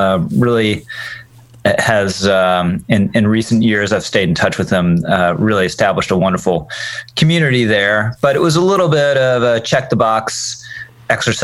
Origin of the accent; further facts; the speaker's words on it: Virginia, United States; moved away as an adult; now in New York, United States; I was originally from Virginia